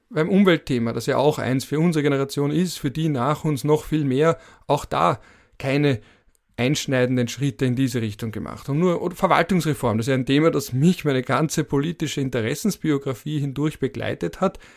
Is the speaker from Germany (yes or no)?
no; Vienna, Austria; weil ich bin ja genauso wie der Kanzler ein Wiener Mitte 30. Und als Wiener Mitte 30 wächst du auf mit einer überdominanten SPÖ in der Stadt Wien